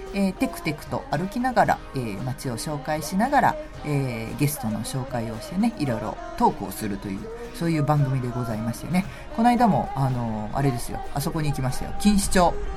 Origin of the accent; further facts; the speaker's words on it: Machida, Tokyo, Japan; 地元町田